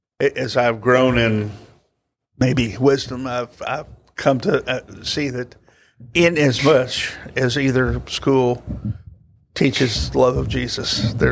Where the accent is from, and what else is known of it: Jeffersonville, Indiana, United States; born or raised there; also born or lived in Louisville, Kentucky